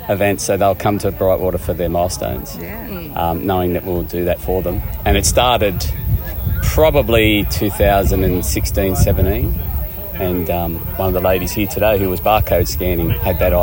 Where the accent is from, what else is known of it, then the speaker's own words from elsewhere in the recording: Maitland, New South Wales, Australia; now in Sunshine Coast, Australia; I'm from the Hunter Valley. Maitland's my hometown